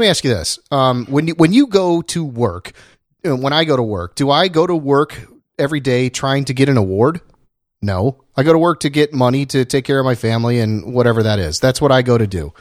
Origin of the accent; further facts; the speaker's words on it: Indiana and Ohio, Midwest, United States; now in California, United States; I grew up in Indiana and Ohio